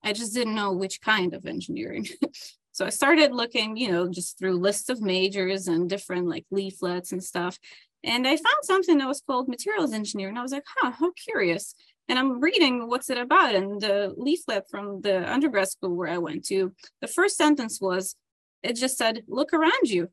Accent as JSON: {"language": "English", "town": "Dnipro", "region": "Dnipropetrovsk Oblast", "country": "Ukraine", "tie": "born or raised there", "moved": "as an adult", "lives_now": "United States", "said": "So I was born and raised in Ukraine in the town of Dnipro"}